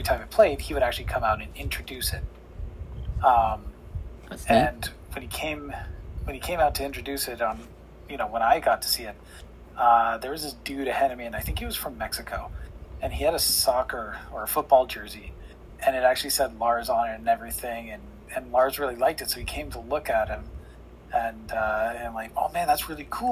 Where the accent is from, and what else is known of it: Canada